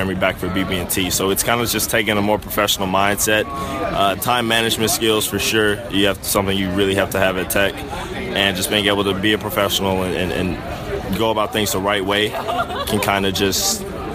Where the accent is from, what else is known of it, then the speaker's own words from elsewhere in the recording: Atlanta, Georgia, United States; growing up in Atlanta with tennis being such a prominent sport in the city